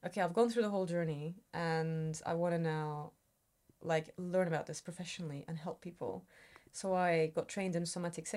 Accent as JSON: {"language": "English", "region": "Istanbul", "country": "Turkey", "tie": "born or raised there", "moved": "as an adult", "lives_now": "United Kingdom", "said": "I grew up in Istanbul"}